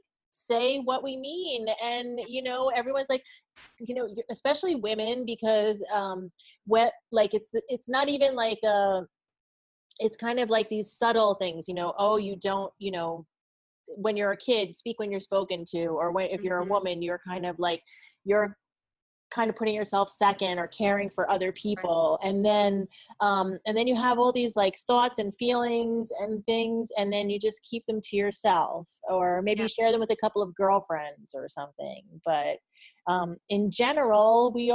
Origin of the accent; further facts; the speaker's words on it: New York metro area, United States; I grew up in the New York metro area